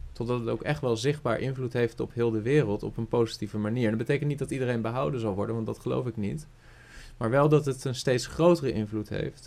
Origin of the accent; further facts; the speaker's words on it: Rotterdam, South Holland, Netherlands; ik ben opgegroeid in, in een uh, eh, vol evangelische kerk in Rotterdam. Rotterdam-Zuid